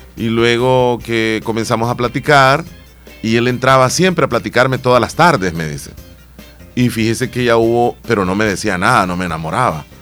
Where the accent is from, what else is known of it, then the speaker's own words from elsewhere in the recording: El Salvador; Al final somos salvadoreños